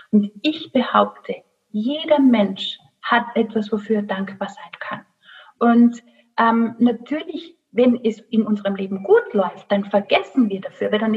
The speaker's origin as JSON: {"language": "German", "region": "Rhineland", "country": "Germany", "said": "Ich lache mal, ähm. ich bin Rheinländerin."}